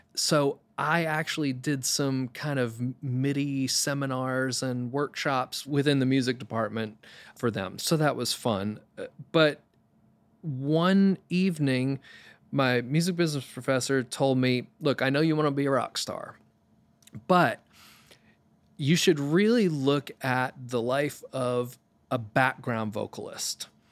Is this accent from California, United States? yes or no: no; Maine, United States; moved away as an adult; also born or lived in New York City; I'm from Maine originally, literally grew up in the middle of the woods.